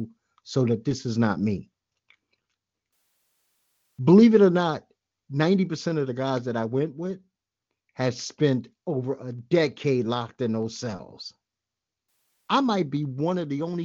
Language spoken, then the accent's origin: English; New York City, New York, United States; I'm a well-schooled Brooklynite.